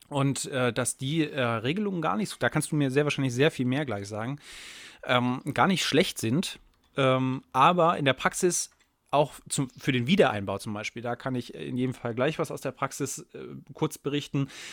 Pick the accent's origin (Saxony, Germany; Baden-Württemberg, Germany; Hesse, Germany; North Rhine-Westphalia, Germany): Saxony, Germany; wir sind beide aus Sachsen